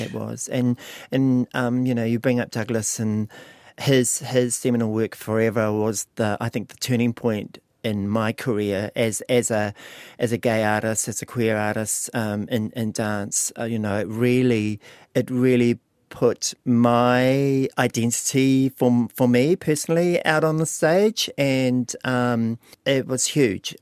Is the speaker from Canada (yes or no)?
no; Lake Okareka, Bay of Plenty, New Zealand; moved away; also born or lived in Auckland; I moved home from Auckland back to Lake Aukaraka in two thousand sixteen to help him. on the farm